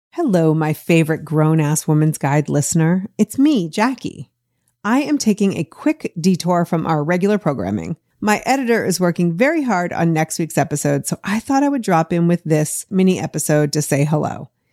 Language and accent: English; Boston, Massachusetts, United States; moved away as an adult; now in Los Angeles, United States; I grew up in Boston, the eleventh of thirteen kids, before moving to L A twenty-seven years ago this week